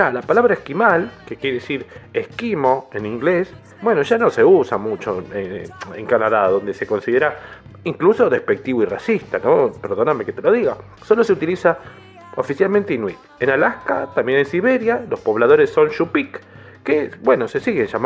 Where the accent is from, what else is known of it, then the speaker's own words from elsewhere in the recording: González Catán, Buenos Aires Province, Argentina; No, no, yo soy de González Catán